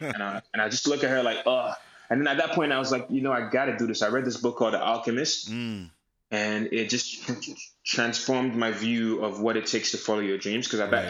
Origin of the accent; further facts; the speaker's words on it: Nigeria; But I thought it was just something I loved because of my connection to being Nigerian.